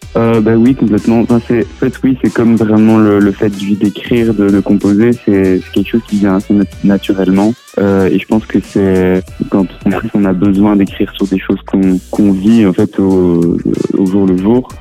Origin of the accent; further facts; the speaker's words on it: Belgium; first language French; on est en Belgique, que, ma langue maternelle c'est le français